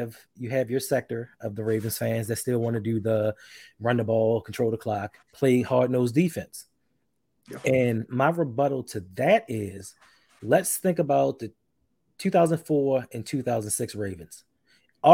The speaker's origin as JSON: {"language": "English", "town": "Baltimore", "region": "Maryland", "country": "United States", "said": "I'm from Baltimore. I've lived in Baltimore."}